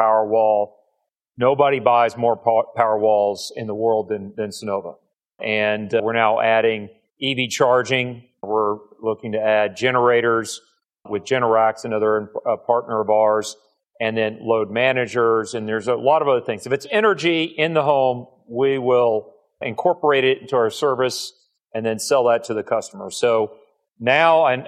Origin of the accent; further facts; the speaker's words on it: Bryan, Texas, United States; now in Houston, United States; I grew up in Bryan